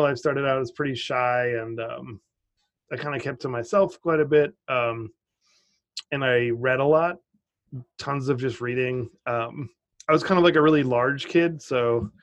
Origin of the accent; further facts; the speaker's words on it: Cotuit, Massachusetts, United States; I grew up on Cape Cod, Massachusetts, in a tiny town called Cotuit